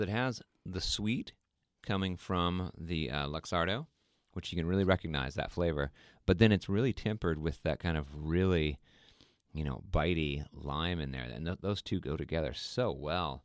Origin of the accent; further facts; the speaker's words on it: Sweden; moved away; last year we went to Sweden, which is my home country, where my family is from